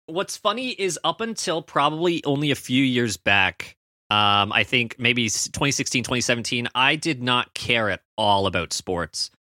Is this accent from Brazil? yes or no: no; Canada; as a Canadian